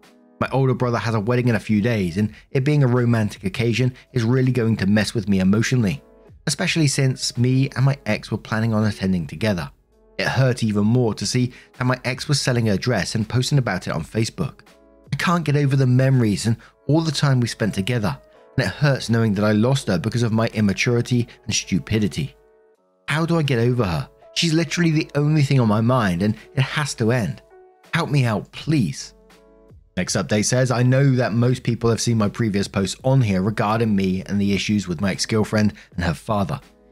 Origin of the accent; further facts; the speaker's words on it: Denver, Colorado, United States; Would this affect me nationally or just my hometown of Denver, Colorado?